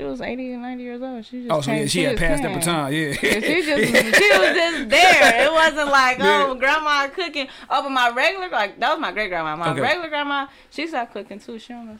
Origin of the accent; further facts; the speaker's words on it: Oak Park, Michigan, United States; also born or lived in Detroit; I'm from the West Side of Detroit. Well, not Detroit. I basically grew up in Oak Park.